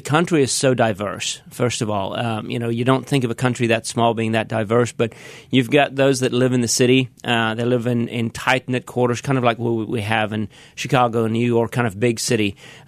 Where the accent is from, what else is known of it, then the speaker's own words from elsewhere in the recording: South Africa; accent: South African; moved away; born and raised in South Africa.